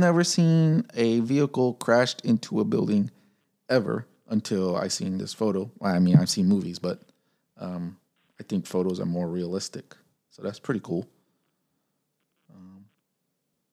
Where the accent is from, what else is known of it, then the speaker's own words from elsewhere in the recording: Chicago, Illinois, United States; growing up in Pilsen, Chicago